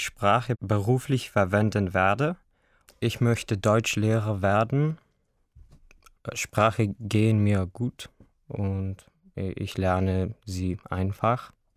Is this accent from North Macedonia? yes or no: yes; Bitola, North Macedonia; German is a second language; Ich komme aus Mazedonien, aus der Stadt Bitola